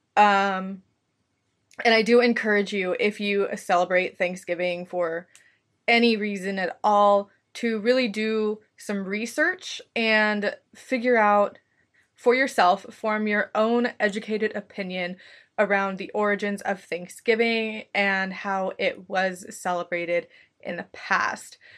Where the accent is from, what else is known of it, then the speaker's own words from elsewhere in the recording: United States; I am from the United States